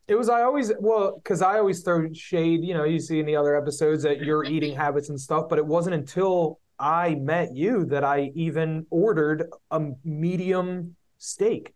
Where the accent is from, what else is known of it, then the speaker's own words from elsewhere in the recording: Philadelphia, Pennsylvania, United States; we're from Philly